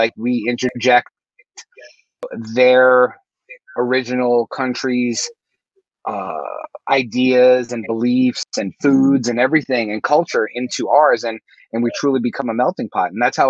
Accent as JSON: {"language": "English", "country": "United States", "said": "my family has a super diverse background, but at the end of the day, we're American as well"}